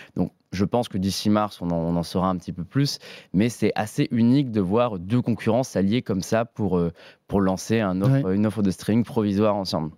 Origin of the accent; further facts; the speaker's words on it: Nice, Provence-Alpes-Côte d'Azur, France; moved away; Je viens de Nice, donc je descends de temps en temps à Nice chez ma famille